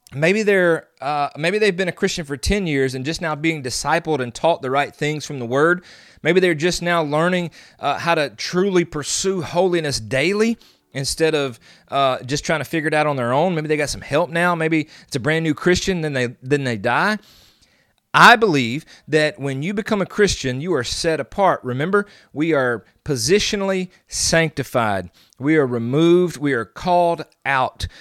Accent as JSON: {"language": "English", "region": "the South", "country": "United States", "said": "I'm from the South"}